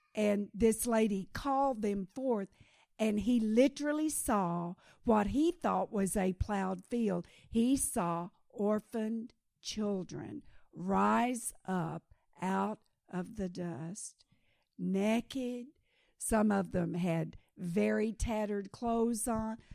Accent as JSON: {"language": "English", "country": "Kenya"}